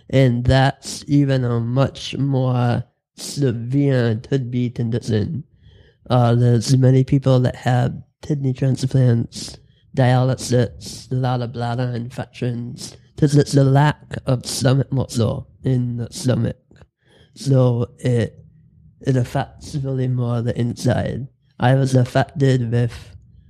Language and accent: English; Dearborn, Michigan, United States; I grew up in Dearborn